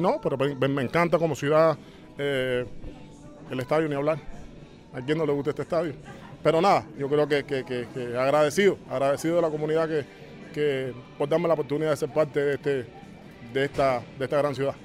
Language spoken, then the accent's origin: Spanish; Cuba; moved away; en el lugar donde estoy soy cubano por encima de todo